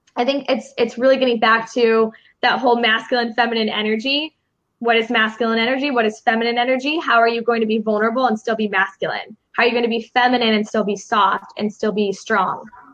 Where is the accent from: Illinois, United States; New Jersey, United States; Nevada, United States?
Illinois, United States; Chicago; now in Los Angeles, United States; I'm from Chicago.